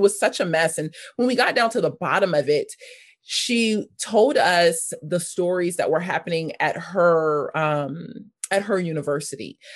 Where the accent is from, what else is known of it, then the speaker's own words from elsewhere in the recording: Los Angeles, California, United States; also born or lived in North Hollywood; I grew up in South Los Angeles. I spent the majority of my, my young life there until I was about fifteen, sixteen